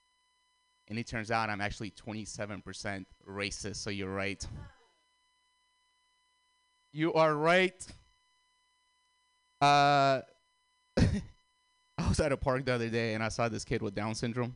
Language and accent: English; Russia; now in United States; I'm Armenian, and I grew up in Russia, and now I live here